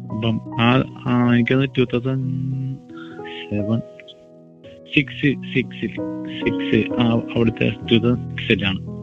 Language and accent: Malayalam; Kerala, India